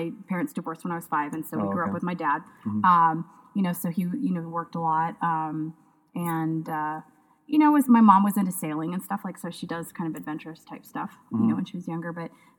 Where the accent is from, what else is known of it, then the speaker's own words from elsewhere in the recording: Bellingham, Washington, United States; I grew up in a little town called Bellingham, Washington.